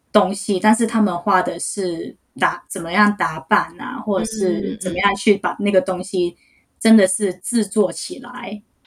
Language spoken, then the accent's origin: Chinese; Hong Kong; Chinese is a second language; moved away; also born or lived in New York; 我是来自香港的，所以要是我的普通话没有说得很标准的话，就请大家体谅一下